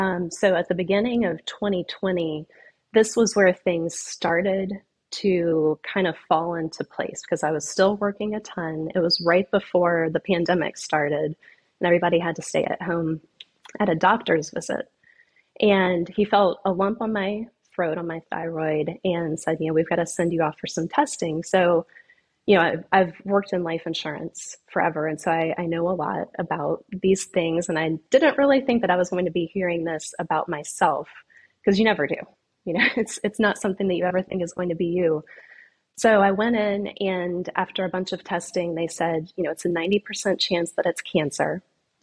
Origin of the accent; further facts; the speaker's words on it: the Carolinas, United States; now in Florida, United States; And I'm from the Carolinas originally, and for whatever reason, I never thought I would live in Florida.